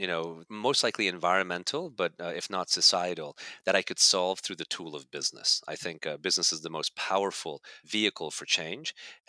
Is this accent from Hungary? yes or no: yes; Hungary; born there; also born or lived in Germany / Canada; I was born in Hungary, so I picked it up there. Then I lived in Germany and lived in Canada, where we learned French, and then of course English